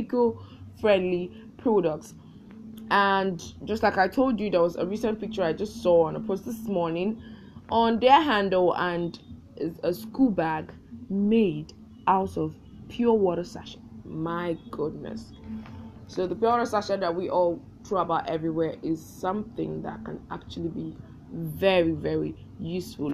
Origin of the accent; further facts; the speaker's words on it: Nigeria; as a Nigerian